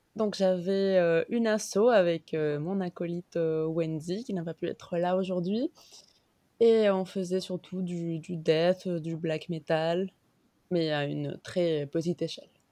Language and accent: French; Mexico; moved away as an adult; now in Paris, France; j'ai grandi au Mexique, je suis mexicaine